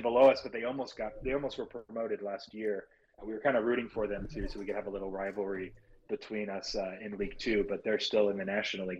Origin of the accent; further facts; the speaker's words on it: near Los Angeles, Southern California, United States; I'm from uh, Southern California, near Los Angeles. That's where I grew up